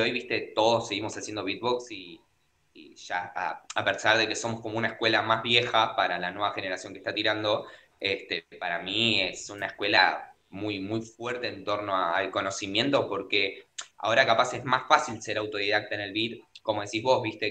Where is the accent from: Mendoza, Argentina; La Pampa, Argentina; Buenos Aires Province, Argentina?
Buenos Aires Province, Argentina; Avellaneda; Yo soy de Argentina, de Buenos Aires, Avellaneda.